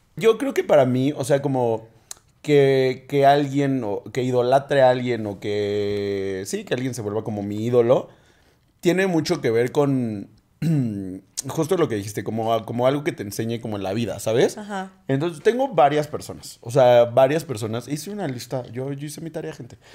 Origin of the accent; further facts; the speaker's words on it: Mexico; crecimos en México